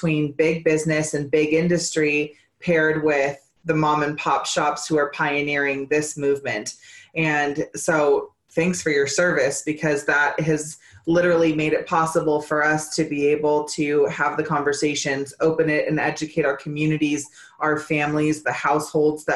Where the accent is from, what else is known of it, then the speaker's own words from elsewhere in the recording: California, United States; now in Colorado, United States; I'm originally from California